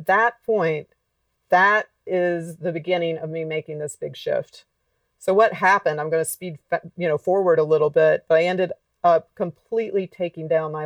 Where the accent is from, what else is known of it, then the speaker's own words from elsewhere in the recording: Alabama, United States; moved away; also born or lived in Los Angeles; I grew up in Alabama, not